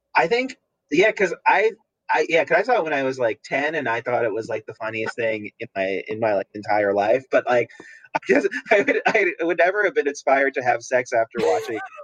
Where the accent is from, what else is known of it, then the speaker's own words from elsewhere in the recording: New Jersey, United States; moved away; I'm from New Jersey originally